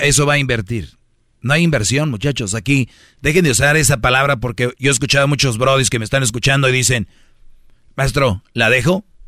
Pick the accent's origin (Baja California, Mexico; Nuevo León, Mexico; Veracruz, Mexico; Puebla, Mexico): Nuevo León, Mexico; Monterrey; Yo soy de Monterrey